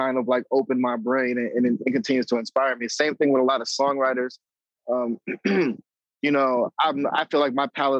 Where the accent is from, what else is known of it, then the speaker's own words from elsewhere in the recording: New York City, New York, United States; moved away as an adult; also born or lived in Florida; I'm originally from the Bronx, New York. That's kind of like where I was raised